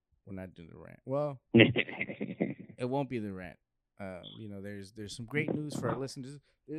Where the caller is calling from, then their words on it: Mexico; like, yo, we're calling in from Mexico.